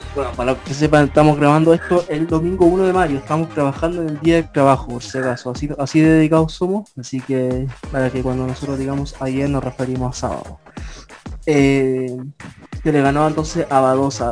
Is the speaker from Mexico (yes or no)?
no; Chile